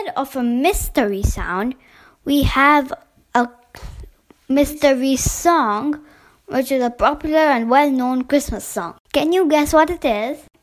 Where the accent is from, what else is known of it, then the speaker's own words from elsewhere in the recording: Delhi, India; I am 12 years old and I am from Delhi.